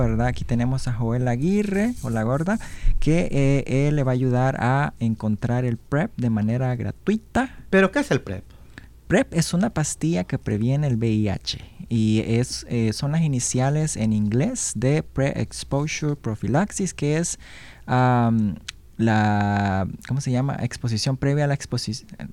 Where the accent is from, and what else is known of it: Honduras; born or raised there; now in Washington, United States